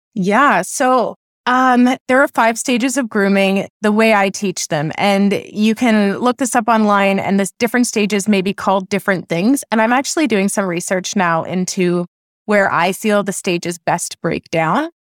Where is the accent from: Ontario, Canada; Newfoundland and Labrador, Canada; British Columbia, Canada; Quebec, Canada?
Ontario, Canada; Oakville; I was raised in Oakville, Ontario